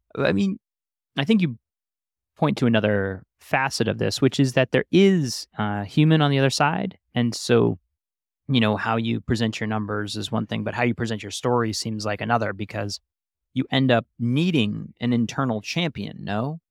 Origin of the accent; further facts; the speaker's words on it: New York, United States; I grew up in New York